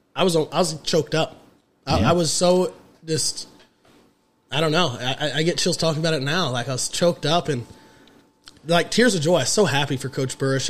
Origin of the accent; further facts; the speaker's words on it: Gas City, Indiana, United States; I'm from Gas City.